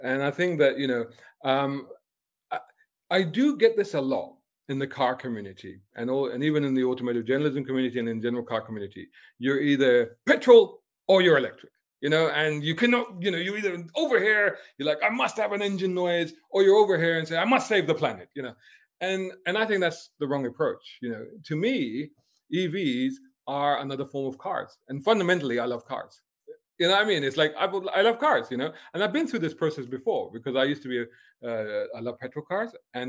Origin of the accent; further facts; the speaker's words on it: Islington, London, United Kingdom; moved away; Somebody was asking me about my accent, you know. And obviously my accent is the result of living in different places and doing different stuff. And then I think back to, okay, if I had continued to be that kid, you know, born and growing up in Islington in London